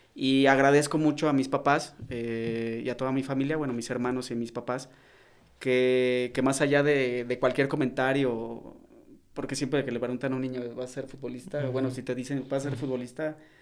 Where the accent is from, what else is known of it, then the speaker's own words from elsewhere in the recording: León, Guanajuato, Mexico; also born or lived in Mexico City; Yo nací en la Ciudad de México, pero desde muy niño, por eso cuando me preguntan de, dónde eres, yo soy de León. O sea, fui registrado en la Ciudad de México, si ven mi acta de nacimiento aparece en la Ciudad de México, pero yo fui formado y, crecí eh, aquí en León.